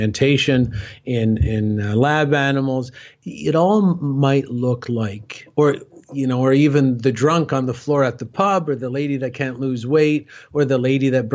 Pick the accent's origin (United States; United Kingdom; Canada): Canada; Cornwall, Ontario; my hometown, Cornwall, Ontario, Canada